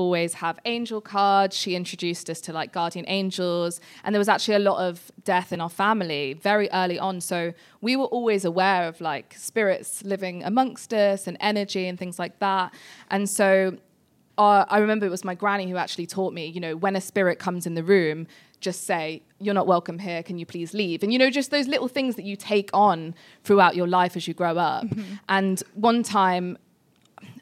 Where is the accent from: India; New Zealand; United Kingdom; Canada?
United Kingdom; Leicester, East Midlands; we are from Leicester